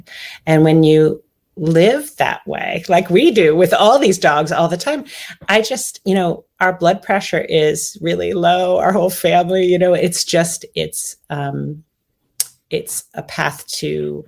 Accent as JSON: {"language": "English", "region": "Pennsylvania", "country": "United States", "tie": "born or raised there", "also_born_or_lived": "Michigan / Minnesota / Illinois", "lives_now": "Virginia, United States", "said": "I was born in Michigan, moved to Minnesota, and then Illinois, and then Pennsylvania. And my family is still in Pennsylvania, and I'm in Virginia now."}